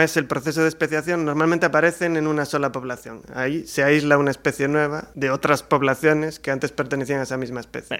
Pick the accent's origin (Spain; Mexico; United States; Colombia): Spain; Galicia; ya que somos gallegos